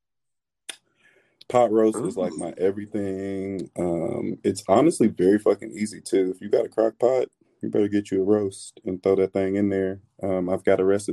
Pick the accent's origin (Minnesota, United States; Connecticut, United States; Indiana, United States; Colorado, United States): Indiana, United States; Indianapolis; now in Los Angeles, United States; I'm a transplant in Los Angeles, but I'm definitely from the Midwest, Indianapolis